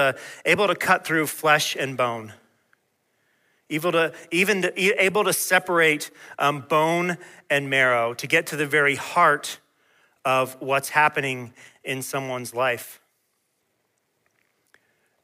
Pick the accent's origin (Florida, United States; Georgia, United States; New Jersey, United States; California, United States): Georgia, United States; Peachtree City; Where I was growing up in Georgia